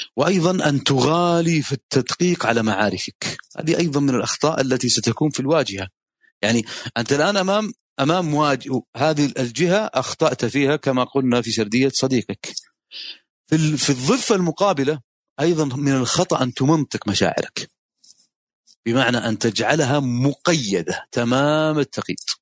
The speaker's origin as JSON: {"language": "Arabic", "country": "Saudi Arabia", "said": "النظام عندنا في السعوديه"}